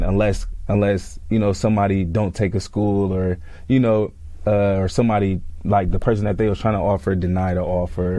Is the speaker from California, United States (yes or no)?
yes; California, United States; moved away as an adult; also born or lived in Atlanta, Georgia; I'm coming from California